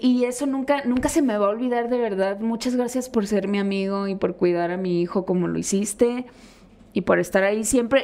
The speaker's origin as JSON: {"language": "Spanish", "town": "Hermosillo", "region": "Sonora", "country": "Mexico", "moved": "yes", "said": "vengo de un barrio de Hermosillo"}